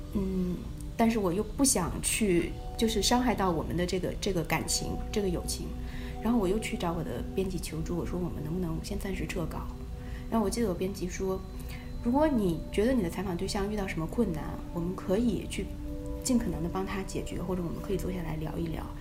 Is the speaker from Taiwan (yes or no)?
no; China; moved away as an adult; now in United States; 我是一个中国人，我也可以看中文